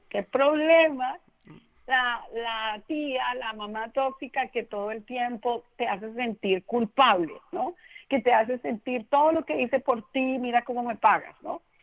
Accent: Bogotá, Colombia; yo soy colombiana eh, de nacimiento, nací en Bogotá

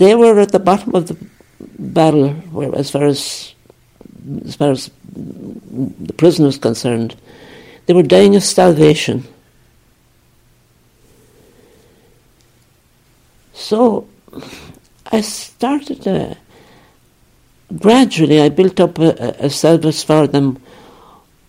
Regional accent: County Kerry, Ireland; moved away as an adult; also born or lived in Liverpool / Nigeria; I'm from Kerry. I'm from southwest Kerry

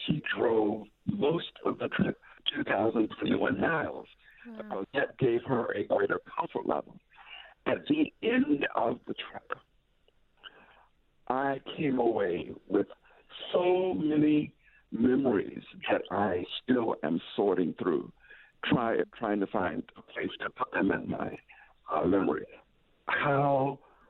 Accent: Tallahassee, Florida, United States; I was born in Tallahassee, Florida

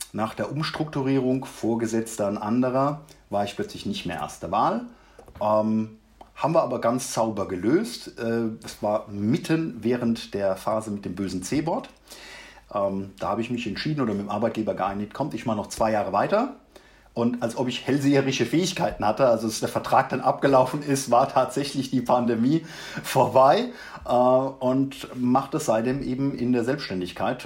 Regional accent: Mannheim, Baden-Württemberg, Germany; now in Ruppertshain, Germany; Ich komme ursprünglich aus Mannheim

